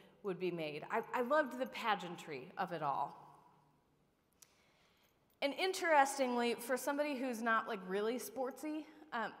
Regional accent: Upper Sandusky, Ohio, United States; I was the ball girl for the Upper Sandusky Lady Rams

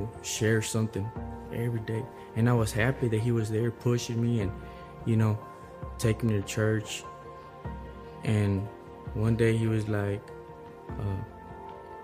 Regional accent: Waco, Texas, United States; I'm from Waco, Texas

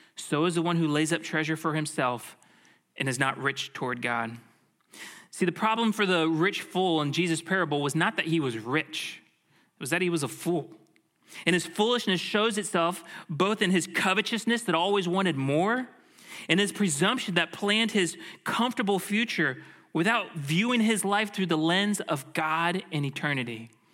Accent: Tampa, Florida, United States; I grew up in the Tampa Bay area

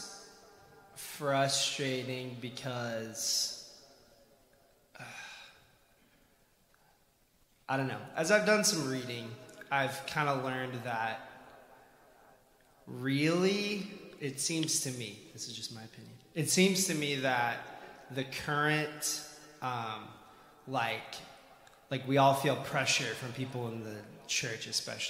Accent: Kansas, United States; now in St. Louis, United States; I'm originally from Kansas

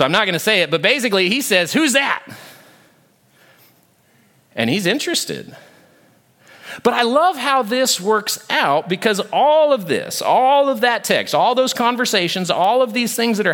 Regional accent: Oregon, United States; moved away; I was born in Oregon

